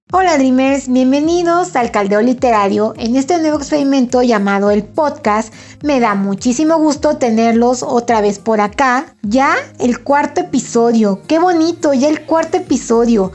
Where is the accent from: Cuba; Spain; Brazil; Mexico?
Mexico; Puebla; yo soy de Puebla